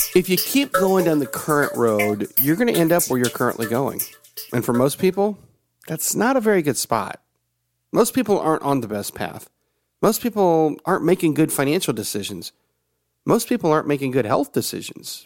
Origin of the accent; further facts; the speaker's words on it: Tennessee, United States; also born or lived in Georgia / Oklahoma; I grew up in the South. I was born in Georgia. And except for the seven years that we lived in Oklahoma and the time that I was in college, the rest of my life has pretty much been in Tennessee.